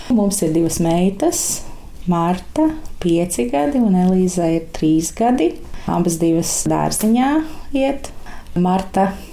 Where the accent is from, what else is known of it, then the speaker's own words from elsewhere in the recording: Preiļi, Latgale, Latvia; moved away as an adult; also born or lived in Jelgava; now in Sala Parish, Latvia; Mana dzimtā puse ir preili. Es nāku no preiliem, no Latvijas